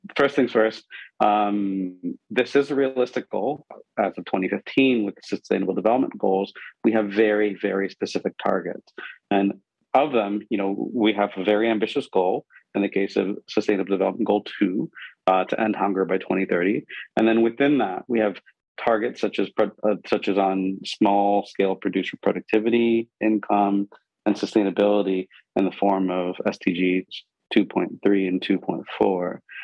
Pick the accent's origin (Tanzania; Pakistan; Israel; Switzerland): Pakistan; I grew up in Pakistan